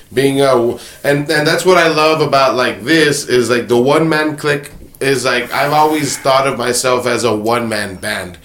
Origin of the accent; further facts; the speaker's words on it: Alamo, United States; we are all from Alamo, so we're Alamo raised.